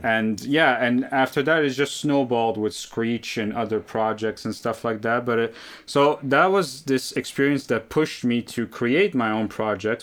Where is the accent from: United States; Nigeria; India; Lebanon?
Lebanon; now in Canada; I grew up in Lebanon. Uh, I came to Canada in 2006